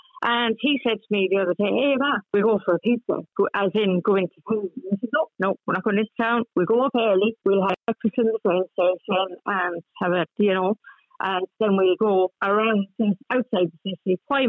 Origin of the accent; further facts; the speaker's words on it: Ireland; accent: Irish; moved away as an adult; also born or lived in England; I left Ireland in 1986 and I worked for the Metropolitan Police with a nice Irish accent.